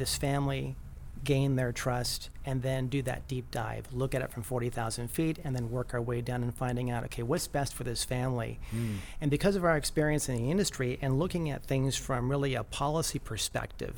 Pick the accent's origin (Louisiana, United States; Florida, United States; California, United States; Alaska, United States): California, United States; Chula Vista; also born or lived in New York State; Grew up in Chula Vista, went to school, Chula Vista High School